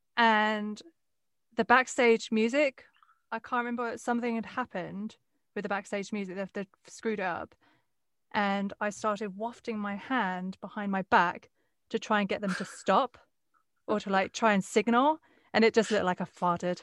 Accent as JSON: {"language": "English", "town": "Westcliff-on-Sea", "region": "East of England", "country": "United Kingdom", "tie": "born or raised there", "said": "where I grew up in West Cliff"}